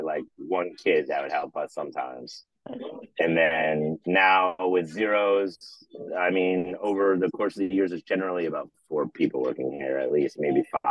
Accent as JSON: {"language": "English", "region": "Wisconsin", "country": "United States", "moved": "yes", "lives_now": "Los Angeles, United States", "said": "I'm from Wisconsin"}